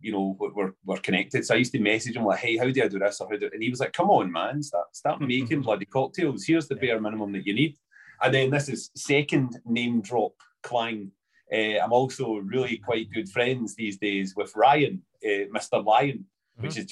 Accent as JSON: {"language": "English", "town": "Coatbridge", "region": "Scotland", "country": "United Kingdom", "said": "So I'm from Glasgow, well, Coatbridge. Originally"}